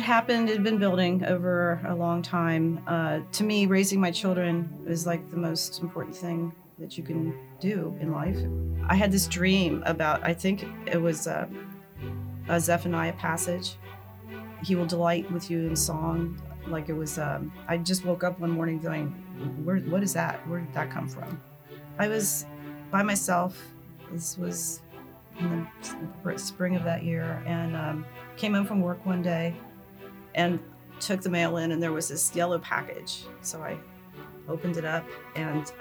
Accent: Columbus, Ohio, United States; I was born in Columbus, Ohio, and I'm Jewish.

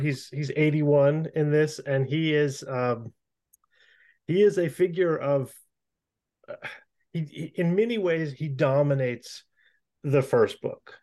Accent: Florida, United States; I'm from Florida.

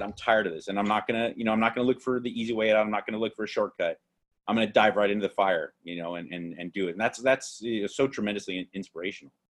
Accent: Los Angeles, California, United States; they go so where are you from i say

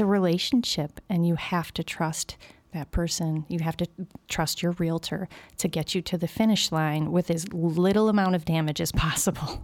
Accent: Berwyn, Illinois, United States; also born or lived in Brookfield, Illinois; I grew up in Berwyn

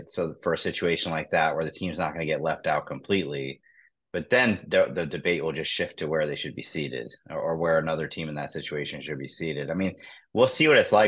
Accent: Cincinnati, Ohio, United States; I'm from Cincinnati

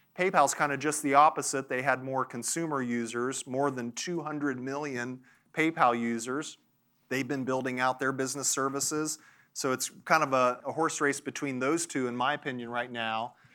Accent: Nashville, Tennessee, United States; I'm from Nashville. There's a little town called Franklin close to where I live

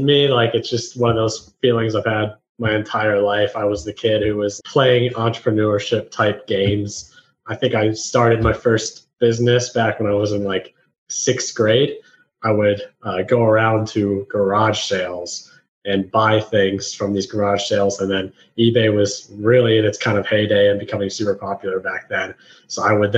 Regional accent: Columbus, Ohio, United States; moved away as an adult; now in Nashville, United States; I moved from Columbus, Ohio, which is where I'm from, and I moved to Nashville, Tennessee

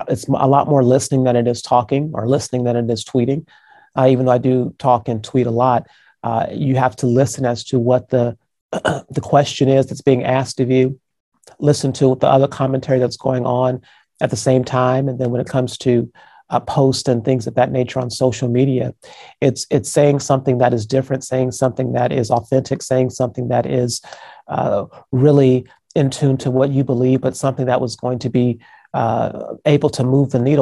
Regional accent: Phoenix, Arizona, United States; my hometown of Phoenix, Arizona

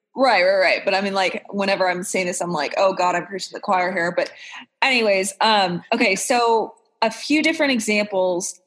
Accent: Texas, United States; moved away; also born or lived in Orange County, California; I grew up in Texas

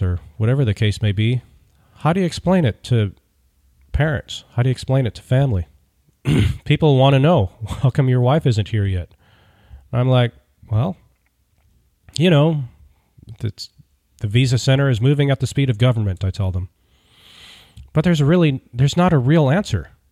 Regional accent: United States; I'm an American

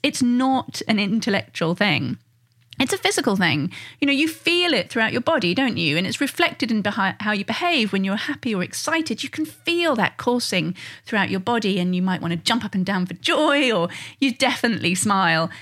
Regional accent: United Kingdom; being British

